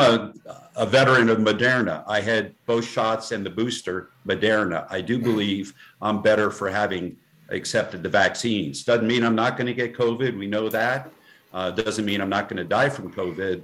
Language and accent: English; the coast of New Jersey, United States; moved away as an adult; also born or lived in Vermont; and I was bred in New Jersey, uh, the coast of New Jersey